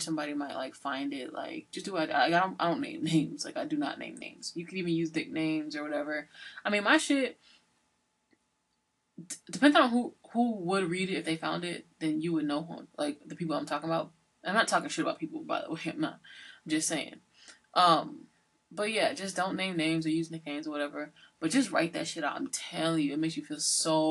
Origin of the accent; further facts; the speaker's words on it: Georgia, United States; also born or lived in Sunderland, Massachusetts / New Haven, Connecticut; now in Massachusetts, United States; I'm from Georgia